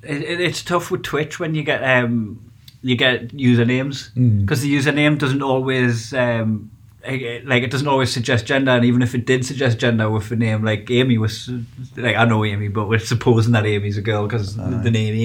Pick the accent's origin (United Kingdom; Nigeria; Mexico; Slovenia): United Kingdom; Newcastle, North East England; I support Newcastle, I'm a Geordie.